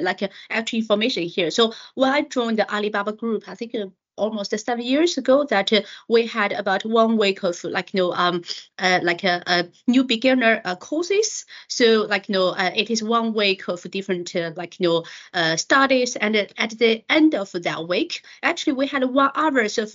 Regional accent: north of Beijing, northern China, China; moved away; So my hometown is somewhere north of Beijing. It's actually where the Winter Olympic happened last year.

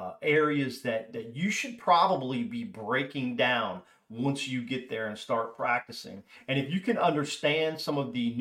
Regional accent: Virginia, United States; now in Texas, United States; I'm from Virginia originally, relocated to Texas

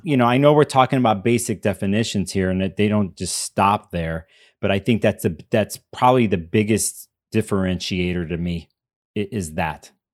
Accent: Chicago, Illinois, United States; I grew up in Chicago

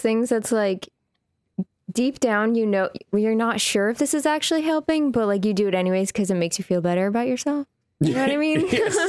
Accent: the Northwest, Pacific Northwest, United States; We're both from the Northwest.

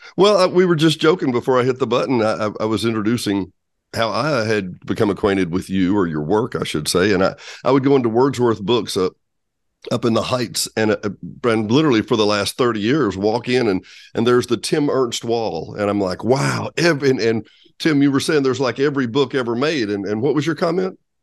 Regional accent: Benton, Arkansas, United States; also born or lived in Bryant, Arkansas; having always grown up in Arkansas myself, I grew up in Benton Bryant.

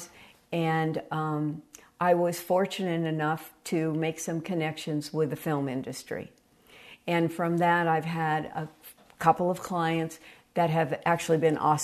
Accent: San Francisco Bay Area, California, United States; now in Tucson, United States; I'm from the San Francisco Bay Area, and I grew up on pure oral history

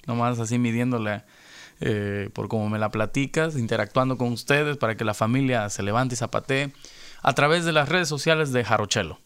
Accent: Veracruz, Mexico; now in Los Angeles, United States

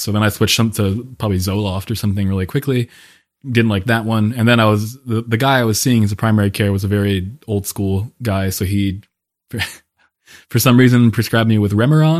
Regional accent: Pennsylvania, United States; also born or lived in Paris; now in Bellevue, United States; I am originally from Pennsylvania. I've moved around quite a bit since, uh, growing up there

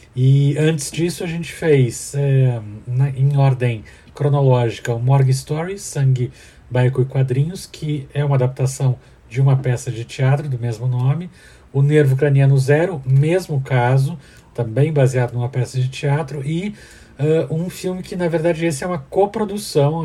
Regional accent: Curitiba, Paraná, Brazil; eu sou baseado na minha cidade natal, de Curitiba, Paraná

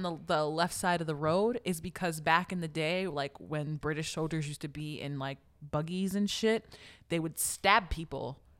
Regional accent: United States; I'm an American citizen

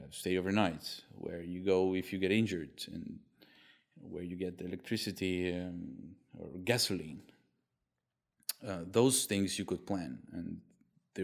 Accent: Kharkiv, Kharkiv Oblast, Ukraine; my hometown, Kharkiv

